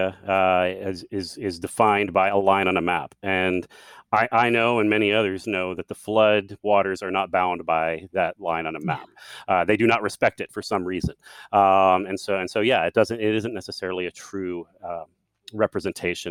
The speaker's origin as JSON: {"language": "English", "region": "Central Texas", "country": "United States", "said": "I'm from Central Texas"}